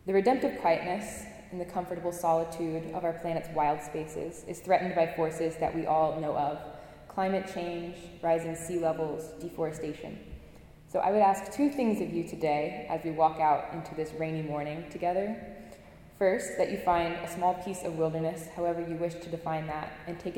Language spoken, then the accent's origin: English; Appalachian Mountains in North Carolina, United States; moved away as an adult; now in Cambridge, United States; I'm from the Appalachian Mountains in North Carolina, and I grew up spending most of my days in the forests that surround my house